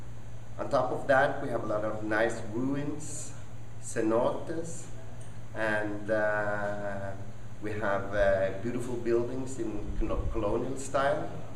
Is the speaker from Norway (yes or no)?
yes; Norway; English is a second language; moved away as an adult; now in Yucatan, Mexico; I'm from Norway. You can probably hear from my accent that I'm not American.